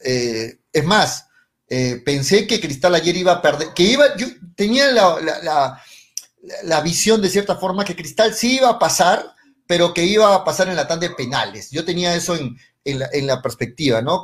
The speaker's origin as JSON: {"language": "Spanish", "country": "Peru", "said": "Hablo como peruanos"}